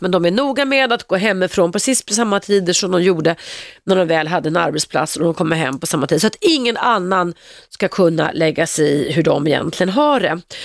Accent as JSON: {"language": "Swedish", "town": "Stockholm", "region": "Stockholm County", "country": "Sweden", "tie": "born or raised there", "said": "Jag växte upp på Regeringsgatan i Stockholm"}